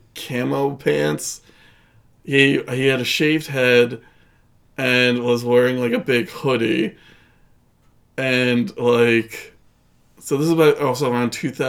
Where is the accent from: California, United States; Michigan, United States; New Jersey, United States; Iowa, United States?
New Jersey, United States; Atlantic Highlands; where I'm from Atlantic Highlands, which is close to Highlands